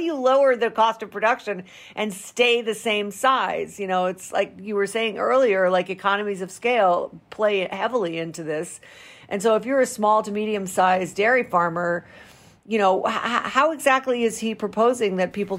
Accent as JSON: {"language": "English", "region": "Rhode Island", "country": "United States", "tie": "born or raised there", "said": "my home state of Rhode Island."}